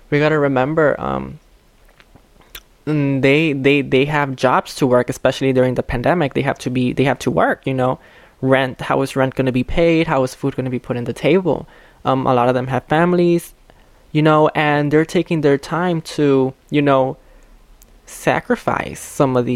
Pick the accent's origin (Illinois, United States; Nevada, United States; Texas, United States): Illinois, United States; Chicago; I wasn't raised in Pilsen. I was raised here in Little Village, but I was aware of Pilsen and I was aware of like its you know Mexican culture or Latinx culture